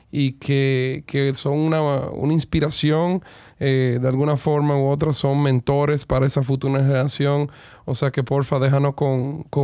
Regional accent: Dominican Republic; todos los días eh, llegamos más lejos como dominicanos

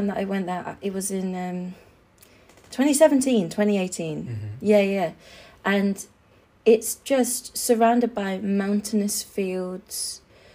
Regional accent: Suffolk, East of England, United Kingdom; I was raised here in London. No, mm-hmm. not London, Suffolk in the UK

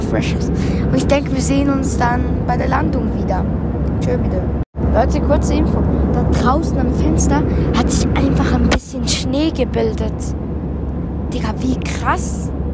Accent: Uster, Zurich, Switzerland; Direkt aus meinem Heimat. Also wir müssen ja, wir wohnen in Uster

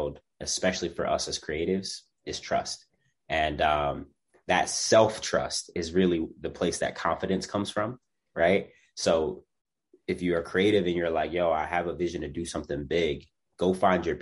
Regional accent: Philadelphia, Pennsylvania, United States; I'm a kid from Germantown

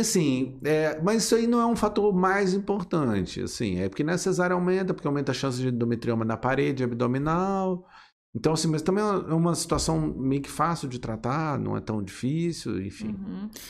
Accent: Resende, Rio de Janeiro, Brazil; eu sou nascido em Resende, né? A cidade aqui vizinha

